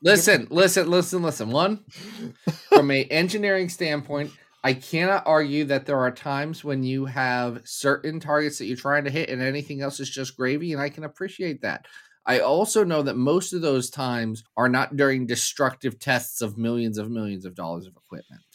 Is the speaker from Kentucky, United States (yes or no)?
yes; Kentucky, United States; I was born in Kentucky